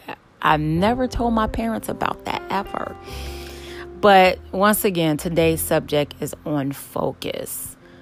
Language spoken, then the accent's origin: English; Chicago, Illinois, United States; I grew up in Chicago on the south side